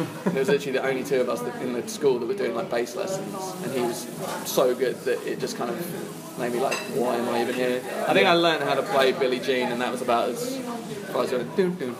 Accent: New Forest area, near Southampton, South East England, United Kingdom; moved away as an adult; also born or lived in Essex; now in London, United Kingdom; I was born in Essex. Right. But my family moved down when I was like four to like the New Forest area, which is kind of like... Like just south of Southampton, like the waterside area.

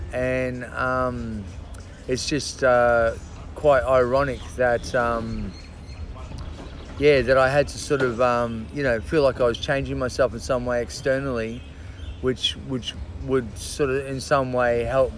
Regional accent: Brisbane, Queensland, Australia; also born or lived in Auckland, New Zealand; I grew up in Brisbane, Australia. My parents are Australian. So in theory, I was born here, so that technically made me a New Zealander.

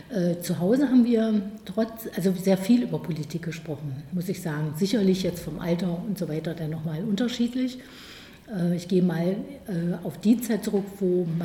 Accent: East Germany, Germany; born there; ich bin im Osten geboren. Das ist das allerwichtigste Moment für mich. Und ich bin auch hier geblieben im Osten.

